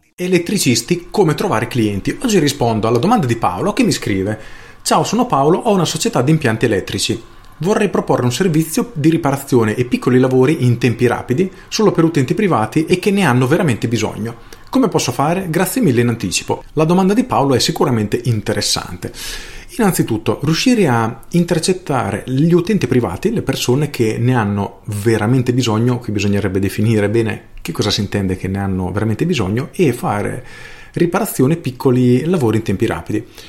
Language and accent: Italian; Rimini, Emilia-Romagna, Italy; io sono di Rimini